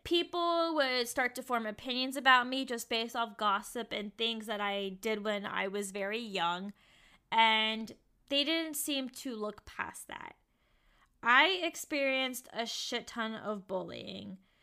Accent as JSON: {"language": "English", "town": "Richmond", "region": "Virginia", "country": "United States", "tie": "born or raised there", "also_born_or_lived": "Kentucky", "moved": "as an adult", "said": "Richmond, Virginia has been a huge triggering place for me because I had a bad childhood"}